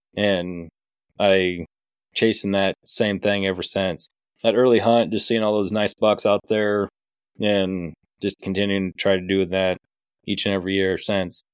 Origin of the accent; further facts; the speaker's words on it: Decatur County, South Central Iowa, United States; Born and raised in Decatur County, South Central Iowa, Big Buck Central